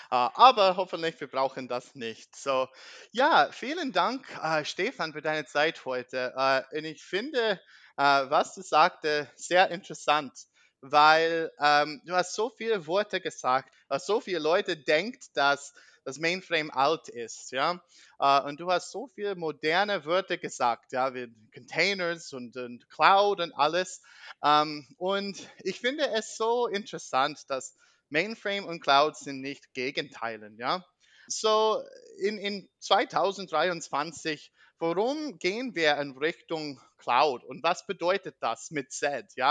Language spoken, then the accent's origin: German; United States; German is a second language; ich bin …, uh, ich komme aus Amerika uh, und wie meine anderen Folgen, ich brauche ein bisschen Geduld mit meinem Deutsch.